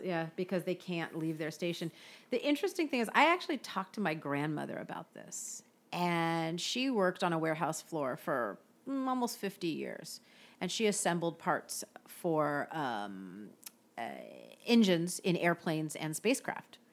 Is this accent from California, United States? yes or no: yes; Bay Area, California, United States; my hometown